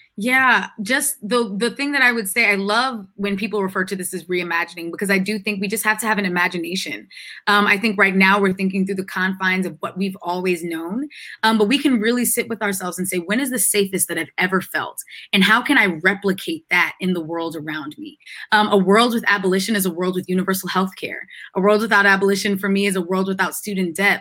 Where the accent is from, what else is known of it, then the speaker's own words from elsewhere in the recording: Freeport, New York, United States; moved away; My hometown is a is an incorporated village. We have our own police force. I can go back to Freeport Village in New York